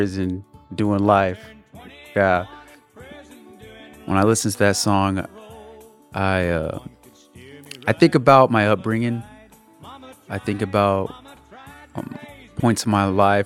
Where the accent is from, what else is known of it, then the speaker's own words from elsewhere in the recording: Riverside, California, United States; I'm from Riverside, California